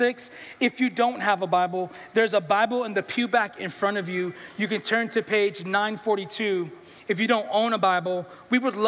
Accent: New York City, New York, United States; I'm from New York. I'm from the Bronx

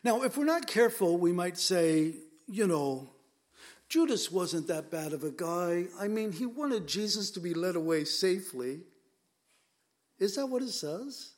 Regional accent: United States; I'm an American

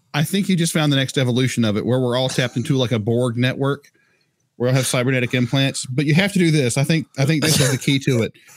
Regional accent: North Carolina, United States; I'm white, I'm Scottish, of descent, DNA, whatever you want to call it, uh, American by nationality, um, North Carolina

